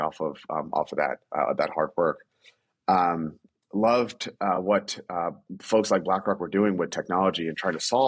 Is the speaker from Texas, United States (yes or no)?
no; New York, United States; growing up in New York, you learn to love basketball